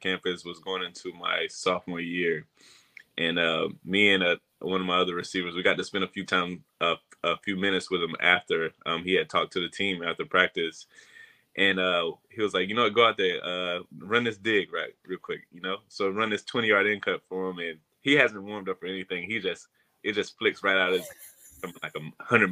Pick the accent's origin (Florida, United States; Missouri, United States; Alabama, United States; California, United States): Florida, United States; moved away as an adult; me growing up in Florida, being a Florida kid